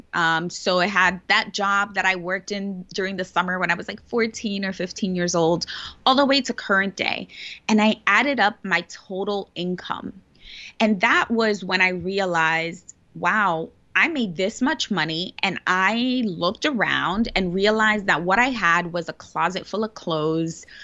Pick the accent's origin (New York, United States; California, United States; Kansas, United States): New York, United States; New York City; I was born and raised in the Bronx, which is one of the poorest boroughs, actually, the poorest borough in New York City